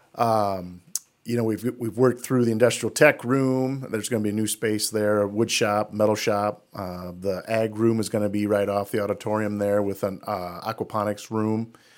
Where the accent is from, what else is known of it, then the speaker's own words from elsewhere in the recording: Denver, Iowa, United States; now in Jesup, United States; I'm from Denver. So, uh, we used to play Jess up when I was in school in Denver